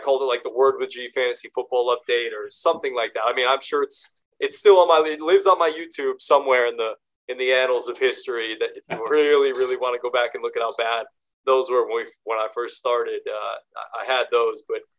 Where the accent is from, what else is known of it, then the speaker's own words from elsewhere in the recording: Northeast, United States; I have a Northern background as well. And growing up in the Northeast, college sports for me in my world weren't the biggest.